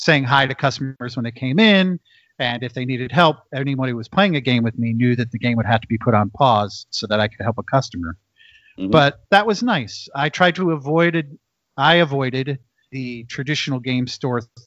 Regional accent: Macomb, Illinois, United States; moved away; also born or lived in Las Vegas; I was visiting my mother in my hometown. And she used to own a toy store in my town. It's a little college town, Macomb, Illinois

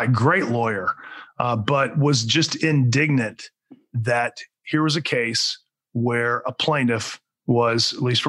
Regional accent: Alachua County, Florida, United States; now in Orlando, United States; Alachua County, I actually grew up there. That's my hometown. I live in Orlando now

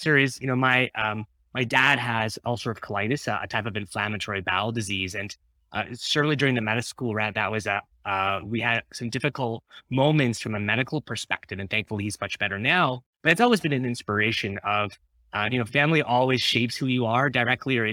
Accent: Ottawa, Ontario, Canada; I grew up in Ottawa

